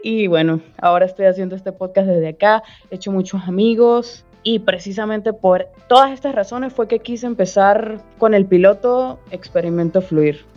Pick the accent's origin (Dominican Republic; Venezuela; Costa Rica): Venezuela; accent: Venezuelan; moved away as an adult; now in Brazil; también soy de Venezuela, como se puede notar por mi acento